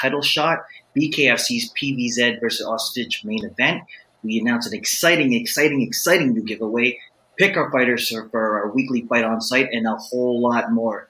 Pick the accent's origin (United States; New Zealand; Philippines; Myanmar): Philippines; I'm the Filipino podcasting machine